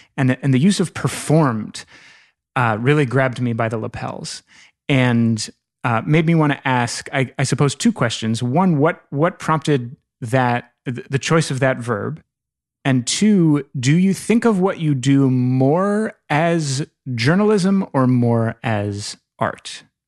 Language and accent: English; Northern Virginia, United States; I'm from Northern Virginia